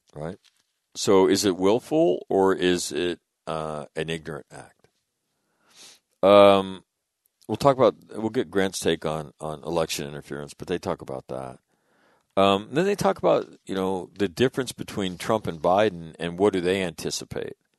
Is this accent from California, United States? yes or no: yes; Sacramento, California, United States; born or raised there; moved away; also born or lived in San Diego